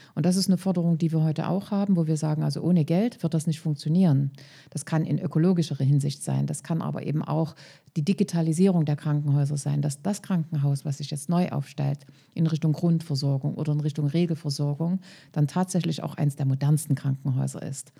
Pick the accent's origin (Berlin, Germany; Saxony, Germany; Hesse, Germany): Saxony, Germany; Leipzig area; Ich komme ja aus dem Leipziger Raum